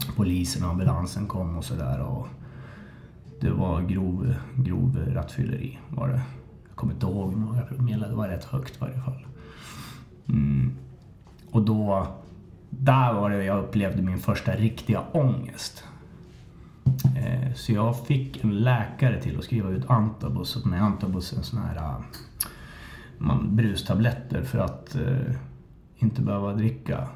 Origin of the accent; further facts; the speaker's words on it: Hallstahammar, Västmanland, Sweden; Jag är uppväxt i Hallstahammar